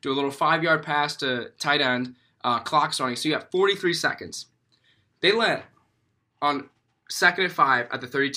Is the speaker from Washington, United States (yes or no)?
no; Chicago, Illinois, United States; growing up in Chicago